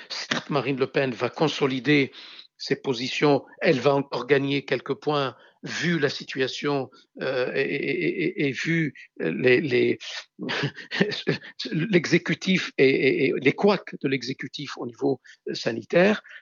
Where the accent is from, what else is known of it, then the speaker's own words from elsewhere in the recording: Beirut, Beirut Governorate, Lebanon; also born or lived in Hérault, France; now in France; les rues de Beyrouth, ma ville natale